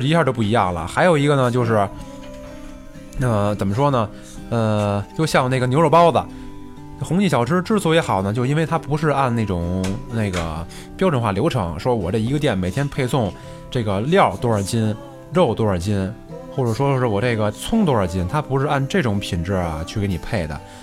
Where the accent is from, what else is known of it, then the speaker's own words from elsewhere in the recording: Beijing, China; 我生在这个北京这个城市